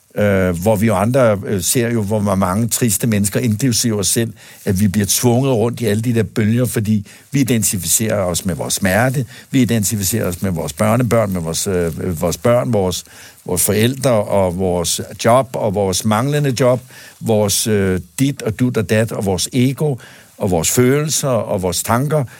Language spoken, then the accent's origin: Danish; Denmark; born or raised there